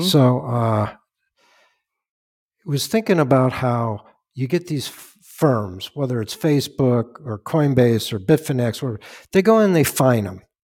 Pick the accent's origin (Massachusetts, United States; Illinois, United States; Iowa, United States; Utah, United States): Illinois, United States; Chicago; now in Westchester, United States; I'm from Chicago